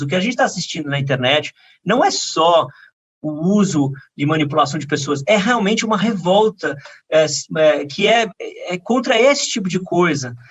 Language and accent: Portuguese; São Paulo, Brazil; Eu sou paulistano apaixonado